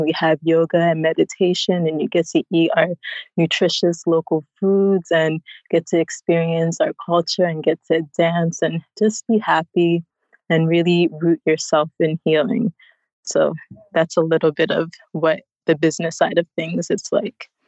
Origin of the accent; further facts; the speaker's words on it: United States; moved away as an adult; now in Ghana; I was born in the United States